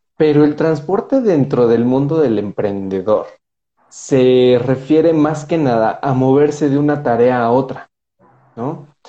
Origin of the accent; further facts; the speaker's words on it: Mexico; vengo de México